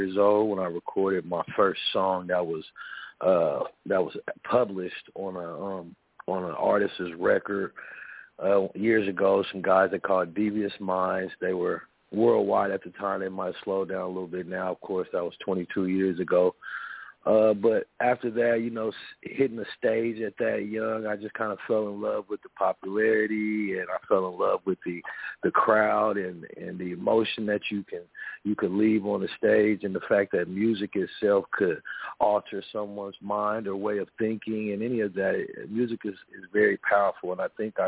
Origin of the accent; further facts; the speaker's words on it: Topeka, Kansas, United States; that's where I'm from Central Topeka, from Central United States of America, from Kansas